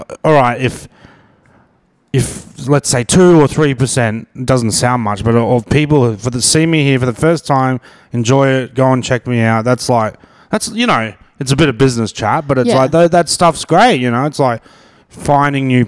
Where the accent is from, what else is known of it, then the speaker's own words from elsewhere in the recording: Brisbane, Queensland, Australia; I'm from Brisbane.